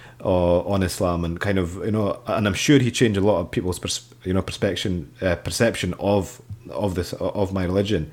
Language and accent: English; Scotland, United Kingdom; I'm Pakistani, but I was born and raised in Scotland